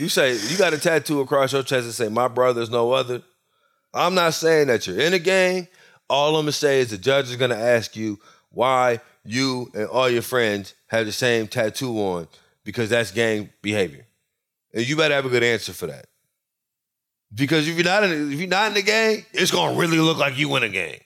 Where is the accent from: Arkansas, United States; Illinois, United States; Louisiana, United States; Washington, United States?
Louisiana, United States; I'm from Louisiana, and I'm from country Louisiana